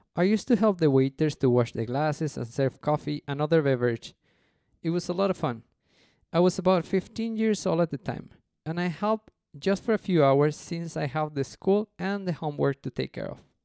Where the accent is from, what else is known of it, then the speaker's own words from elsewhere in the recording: Mexico City, Mexico; first language Spanish; English is a second language; also born or lived in Cancun; I'm from Mexico City, from a pretty place called Coyoacán.